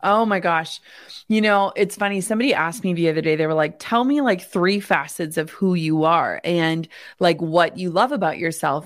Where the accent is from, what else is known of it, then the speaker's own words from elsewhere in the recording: Minnesota, United States; I grew up in the Midwest in small town Minnesota.